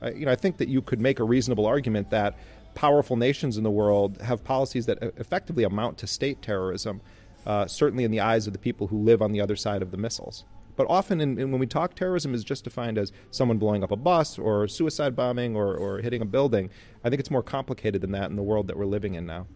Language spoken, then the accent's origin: English; United States; as an American